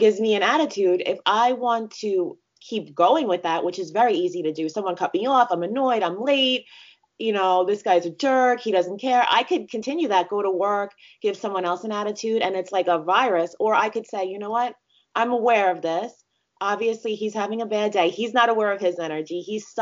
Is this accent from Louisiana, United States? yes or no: no; New York, United States; moved away as an adult; also born or lived in North Carolina; I'm from New York